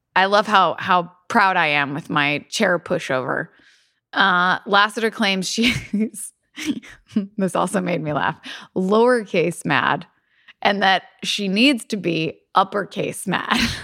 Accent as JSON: {"language": "English", "town": "Louisville", "region": "Kentucky", "country": "United States", "tie": "born or raised there", "said": "There is a bakery in Louisville, in my hometown"}